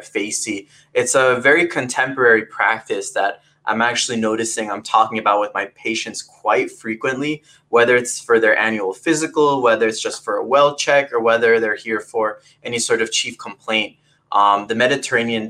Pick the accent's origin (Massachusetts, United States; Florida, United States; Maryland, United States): Florida, United States; Fort Lauderdale; moved away as an adult; also born or lived in California; now in Valencia, California, United States; from Fort Lauderdale, Florida. I was raised in the South Florida region, and I've been in California now for the past 3 years.